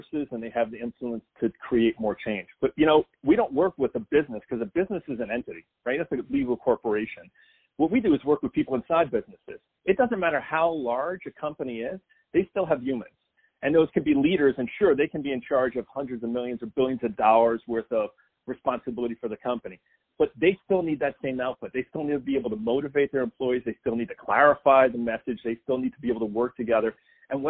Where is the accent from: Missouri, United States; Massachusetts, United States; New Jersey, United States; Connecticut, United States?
New Jersey, United States; now in Nashville, United States; I'm originally from New Jersey